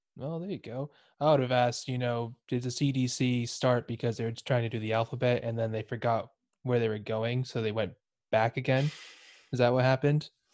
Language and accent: English; Texas, United States; moved away as an adult; now in United Kingdom; I'm from Texas